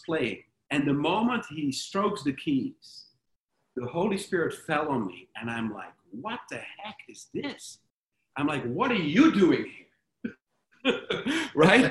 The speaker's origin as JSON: {"language": "English", "town": "Sprang-Capelle", "region": "North Brabant", "country": "Netherlands", "tie": "born or raised there", "moved": "yes", "said": "I went back to my hometown. It's a little town called Sprangkapelle"}